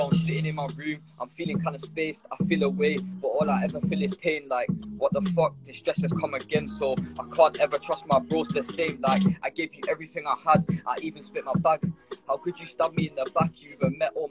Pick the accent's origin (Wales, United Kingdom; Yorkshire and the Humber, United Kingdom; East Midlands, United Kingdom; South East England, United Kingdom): Yorkshire and the Humber, United Kingdom; I'm from Yorkshire, 14